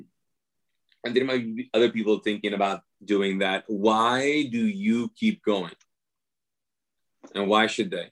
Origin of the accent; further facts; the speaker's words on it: Kuwait; moved away as an adult; growing up in Kuwait as a Muslim